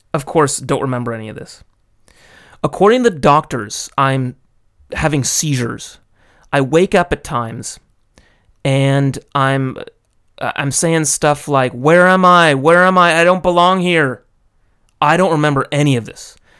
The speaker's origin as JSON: {"language": "English", "country": "United States", "tie": "born or raised there", "moved": "as an adult", "lives_now": "Japan", "said": "growing up in the States"}